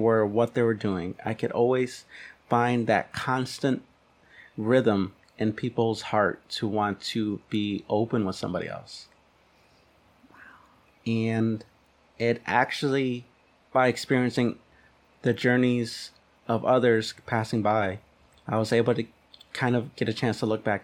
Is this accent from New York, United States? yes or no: no; Detroit, Michigan, United States; coming from Detroit, actually. I was born in Detroit, and I kind of went out throughout the city meeting all kinds of different people